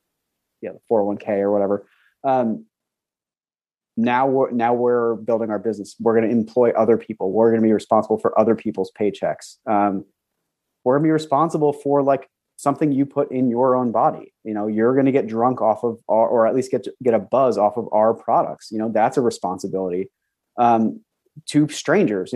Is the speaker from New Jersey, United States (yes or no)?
yes; New Jersey, United States; moved away; also born or lived in Pennsylvania / New York City; I was born and raised in New Jersey and then ended up moving to Pennsylvania